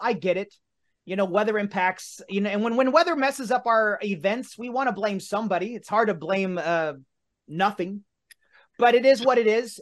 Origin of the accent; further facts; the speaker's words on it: Martinsville, Indiana, United States; my hometown of Martinsville, Indiana